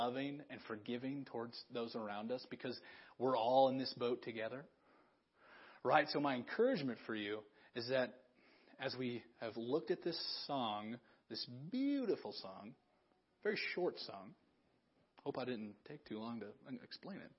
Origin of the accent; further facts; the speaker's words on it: Big Sandy, United States; moved away as an adult; it took God putting me back in my hometown